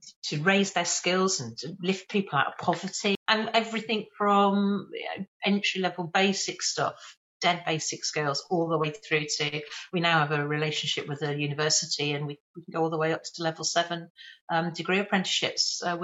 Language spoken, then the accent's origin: English; Birmingham, West Midlands, United Kingdom; accent: Birmingham; I was in Birmingham. You can probably tell from my accent. I've got a bit of residual Birmingham hanging around in there.